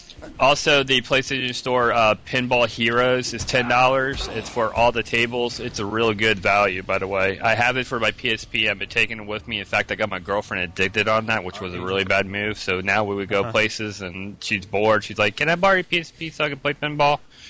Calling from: Melbourne, Florida, United States; Hey, this is …, calling from Melbourne, Florida.

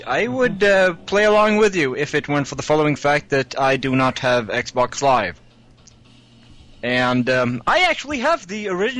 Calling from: Sweden; This is that one … from Sweden.

